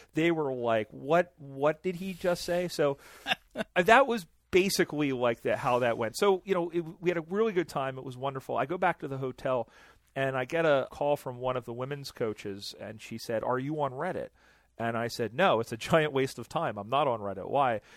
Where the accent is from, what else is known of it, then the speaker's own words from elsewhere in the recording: United States; I'm American